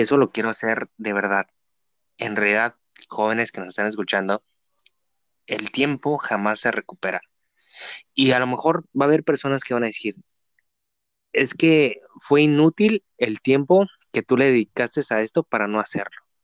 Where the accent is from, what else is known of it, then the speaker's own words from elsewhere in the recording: Tijuana, Baja California, Mexico; Somos de la ciudad de Tijuana